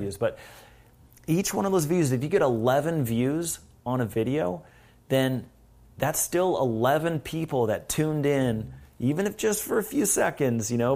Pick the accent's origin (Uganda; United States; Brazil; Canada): Canada; also born or lived in Vancouver, Canada; I'm from Canada, but here, here we are in L